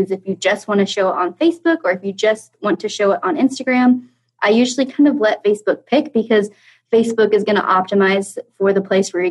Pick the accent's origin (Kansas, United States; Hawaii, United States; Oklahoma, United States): Kansas, United States; also born or lived in London, England; So I am from Kansas. I actually live in the center of the center state in the United States. I grew up going to school here, going to college here